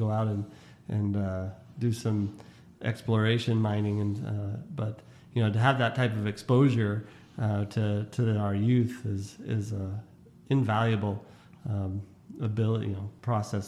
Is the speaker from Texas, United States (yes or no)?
no; Las Vegas, Nevada, United States; growing up on the west side of Las Vegas